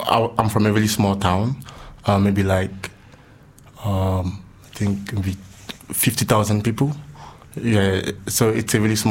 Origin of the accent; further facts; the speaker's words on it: Delta, Nigeria; moved away as an adult; also born or lived in Lagos, Nigeria; now in Budapest, Hungary; So I'm from the south. So in Nigeria, we have like states. So I'm from Delta State, which is in the south part of Nigeria. Yeah, so I was born there. I grew up there.